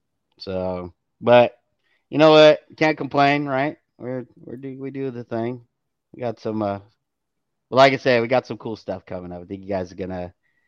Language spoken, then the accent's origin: English; California, United States; California guys, we're not used to the humidity